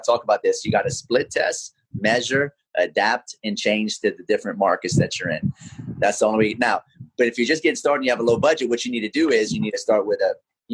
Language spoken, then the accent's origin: English; Lafayette, Louisiana, United States; now in Pensacola, United States; I'm from Lafayette, Louisiana